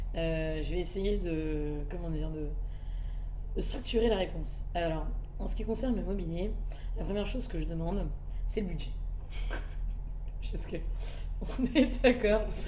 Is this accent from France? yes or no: no; Madagascar; Je suis malgache et c'est très important pour moi des deux parents